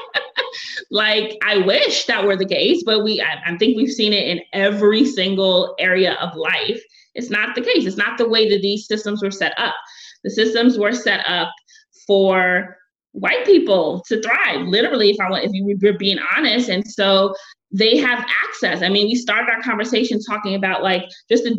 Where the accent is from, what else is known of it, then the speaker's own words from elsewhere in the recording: New York City, New York, United States; I'm from Brooklyn, I'm not French